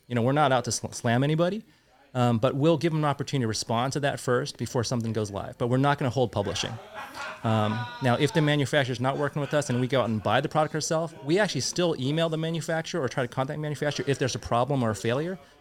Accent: Santa Clara, California, United States; I grew up in the South Bay, Santa Clara area

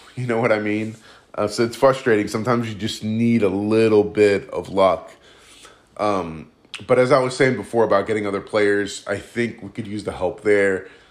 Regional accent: United States; I'm Greek American and I've, I've lived obviously my whole life in the States

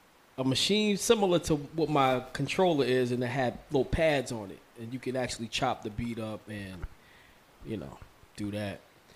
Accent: Mount Vernon, New York, United States; Like I said, I'm from Mount Vernon, so you know Yonkers is right there.

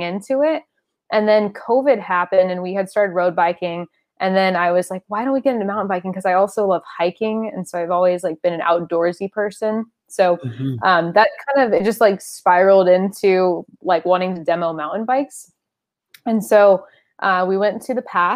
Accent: San Diego, California, United States; I grew up in San Diego

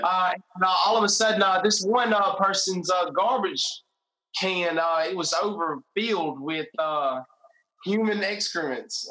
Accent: Greensboro, Alabama, United States; I grew up in a small, small, small town, uh, Greensboro, Alabama.

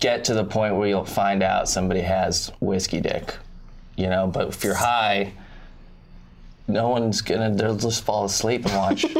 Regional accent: Thousand Oaks, California, United States; I'm from, you know where Newbury Park is, Thousand Oaks?

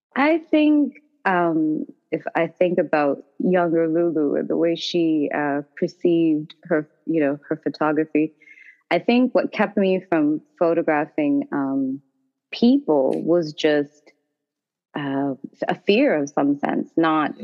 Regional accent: Toronto, Ontario, Canada; moved away as an adult; now in Washington, DC, United States; I'm actually originally from Toronto, Ontario, Canada

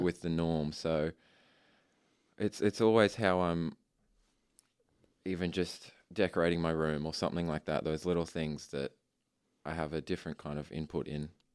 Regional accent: Ipswich, Queensland, Australia; I was born in Ipswich Hospital and I have grown up around Ipswich.

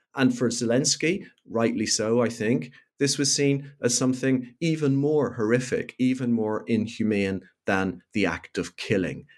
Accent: Belfast, Northern Ireland, United Kingdom; I grew up in Belfast in Northern Ireland during the period of the so-called Troubles

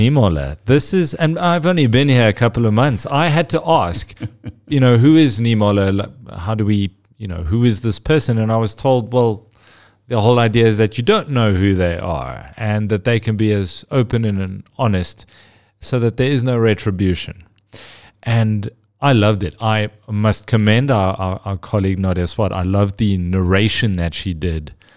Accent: South Africa; as a South African

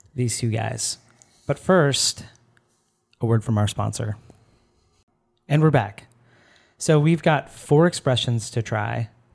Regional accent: Florida, United States; I'm from Florida

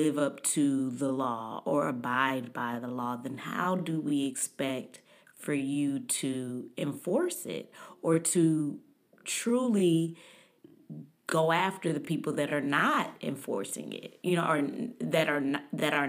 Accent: Dallas, Texas, United States; I grew up in Texas, I grew up in Dallas

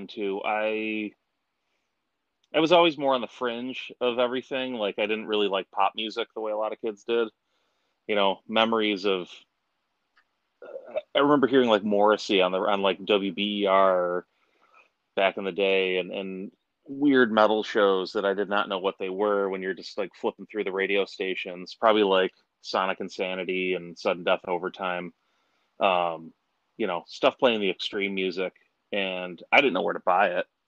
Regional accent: Rochester, New York, United States; also born or lived in Fairport, New York / Webster, New York; Born and raised in Rochester.

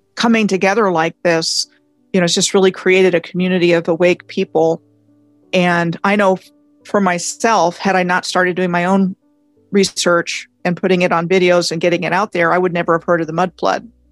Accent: Montgomery County, Maryland, United States; moved away as an adult; I grew up in Montgomery County, Maryland, um, graduated from high school there in 81

